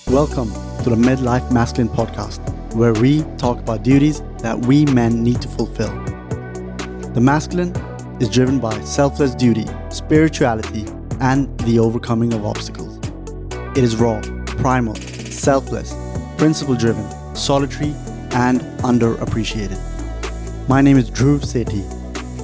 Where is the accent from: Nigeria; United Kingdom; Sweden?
Sweden; also born or lived in India; I was born in India, and, uh, then we migrated to Sweden at the eight, when I was six years old, and that's really where I grew up